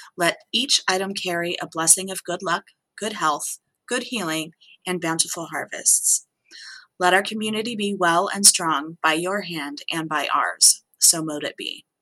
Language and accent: English; Southwest, United States; moved away; I'm from the Southwest